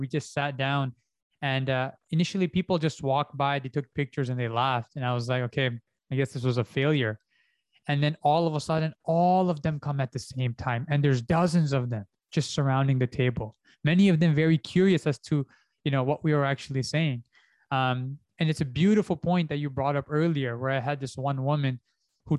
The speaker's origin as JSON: {"language": "English", "country": "Canada", "moved": "yes", "said": "because I did my first one in Canada, because I'm Canadian"}